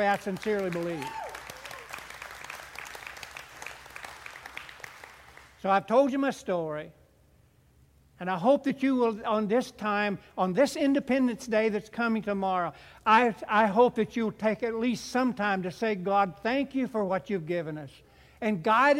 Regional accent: United States; I'm an American

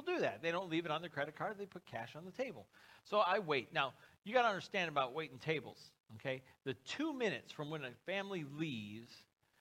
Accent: United States; I'm an American. A red-blooded patriot, if there ever was one

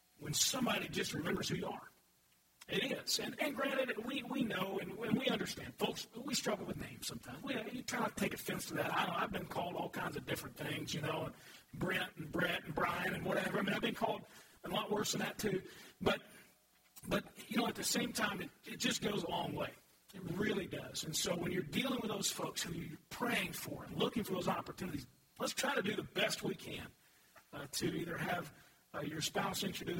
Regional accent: Louisville, Kentucky, United States; also born or lived in Murray, Kentucky; moved back to Louisville. And I had, over time, I was real involved with my high school when I was a student and went back to coach there, and then I was the youth pastor of my home church

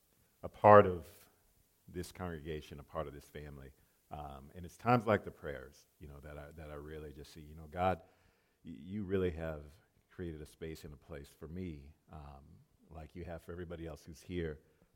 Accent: Japan; moved away; I used to live in Japan. I grew up in Japan, a small island off of the coast of Japan.

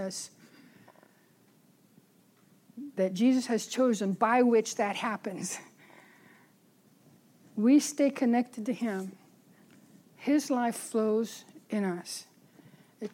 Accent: San Francisco, California, United States; I grew up in San Francisco

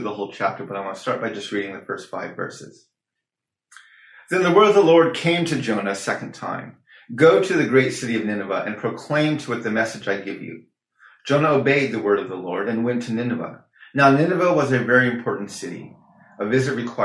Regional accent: Navajo Nation, United States; It's one of the original clans of our Navajo people

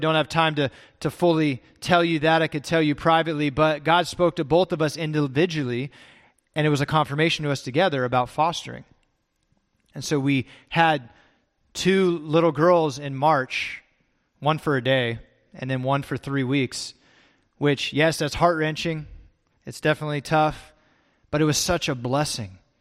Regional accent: California, United States; also born or lived in Texas; I grew up in California

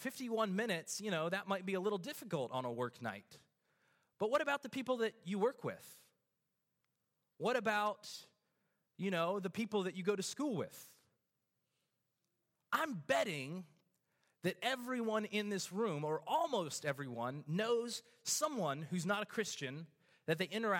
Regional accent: Australia; I flew back to my hometown in Australia, and I talked to my pastor about this

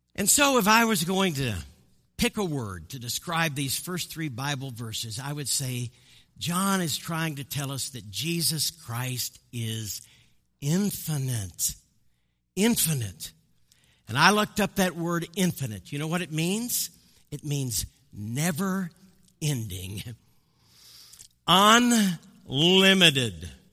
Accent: Midwest, United States; also born or lived in Colorado Springs, Colorado; I'm from the Midwest

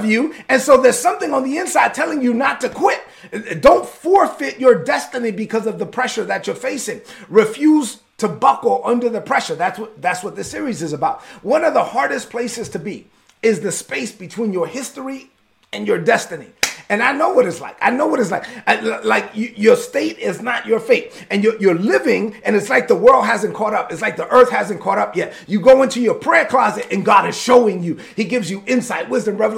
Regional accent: United States; I'm an American.

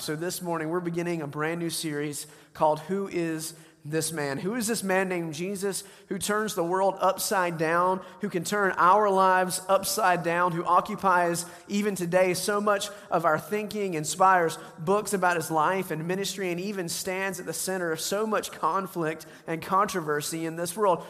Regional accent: the South, United States; I grew up in the South.

